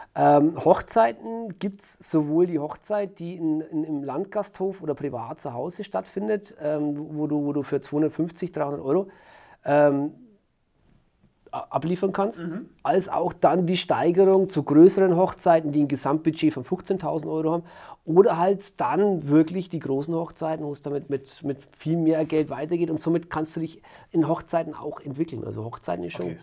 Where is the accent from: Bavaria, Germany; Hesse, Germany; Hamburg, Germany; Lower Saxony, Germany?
Bavaria, Germany; Franconia, Nuremberg area; war hier in Fachheim, meiner, meiner Heimatstadt, eine kleine Stadt im Fränkischen, im Nürnberger Raum.